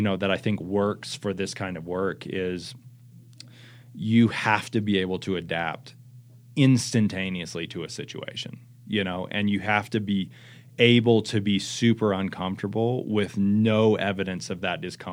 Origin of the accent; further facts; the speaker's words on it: United States; as an American citizen